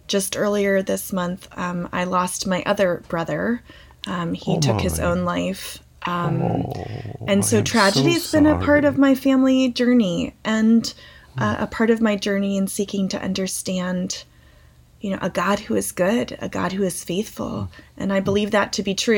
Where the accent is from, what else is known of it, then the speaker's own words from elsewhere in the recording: Calvert County, Maryland, United States; I grew up in Calvert County, which it's not very far from DC